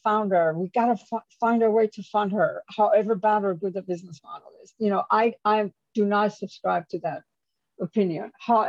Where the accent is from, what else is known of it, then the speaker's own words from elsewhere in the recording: New York, United States; also born or lived in Japan / United Kingdom / France / Germany; This is, you know, I come from New York. I worked in Japan. I worked in UK. I worked in France and Germany.